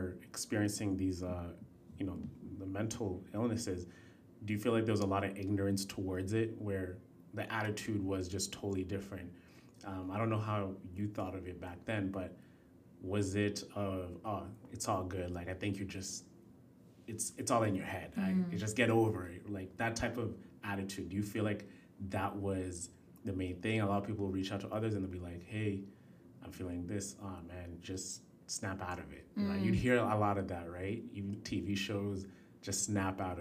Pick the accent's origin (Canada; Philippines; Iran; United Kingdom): Canada; also born or lived in Kenya; growing up in Canada and, you know, coming, my family moved here in 2003